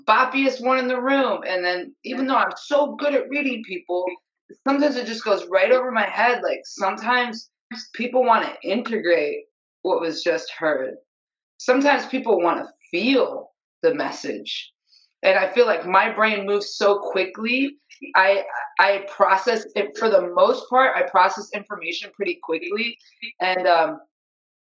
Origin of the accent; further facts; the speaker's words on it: upstate New York, United States; I'm from upstate New York